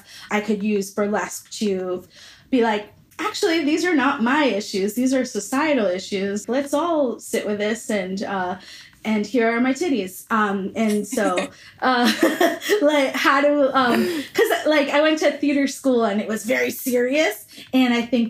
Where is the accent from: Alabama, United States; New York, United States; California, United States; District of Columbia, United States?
New York, United States; New York City; I grew up in New York City